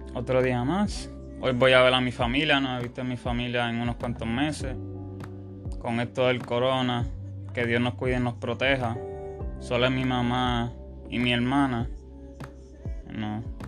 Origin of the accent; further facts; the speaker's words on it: United States; Aquí en mi país, en Estados Unidos